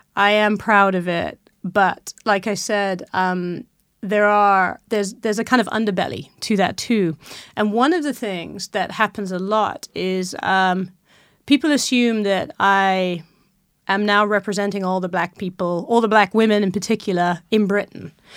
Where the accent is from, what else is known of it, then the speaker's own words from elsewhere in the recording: Malawi; I was born in Malawi, that's where my mother's from